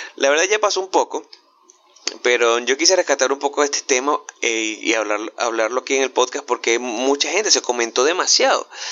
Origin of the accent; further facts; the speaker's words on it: Venezuela; yo que soy venezolano